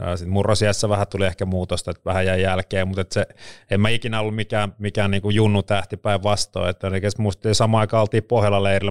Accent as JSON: {"language": "Finnish", "town": "Vantaa", "region": "Uusimaa", "country": "Finland", "tie": "born or raised there", "said": "on syntynyt Vantaalla Louhelassa 75"}